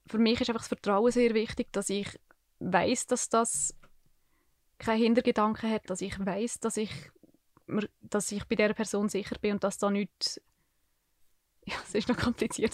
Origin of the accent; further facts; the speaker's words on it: Niedergösgen, Solothurn, Switzerland; ich bin seit ich mich erinnern zu Niedergösgen aufgewachsen